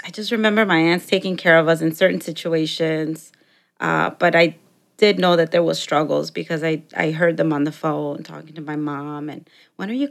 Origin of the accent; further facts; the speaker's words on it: Chicago, Illinois, United States; English is a second language; also born or lived in Mexico; I grew up in Chicago for about the first 15 years, and then I moved out to the suburbs